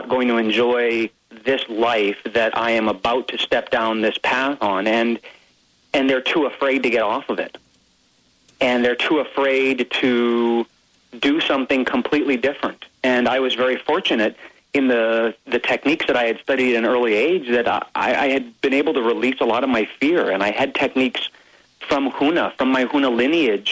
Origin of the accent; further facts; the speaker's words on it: Hawaii, United States; I grew up in Hawaii, so we had Magnum PI, Hawaii 5-0.